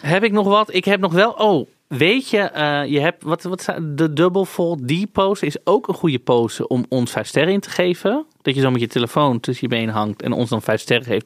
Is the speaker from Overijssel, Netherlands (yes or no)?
no; Amsterdam, North Holland, Netherlands; Ik ben daar geboren getogen. Ik heb daar niet gekozen om te wonen, hè? Is gewoon waar ik vandaan kom.